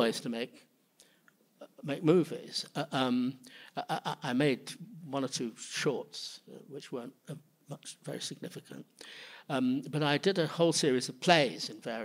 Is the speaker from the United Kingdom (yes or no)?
yes; Manchester, North West England, United Kingdom; also born or lived in London; now in New York City, United States; growing up in Manchester, in the north of England